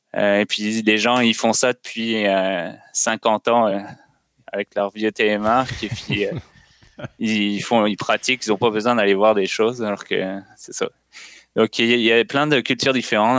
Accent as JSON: {"language": "French", "country": "France", "moved": "as an adult", "lives_now": "Canada", "said": "je suis français, puis j'ai immigré il y a, je pense, à peu près 8 ans"}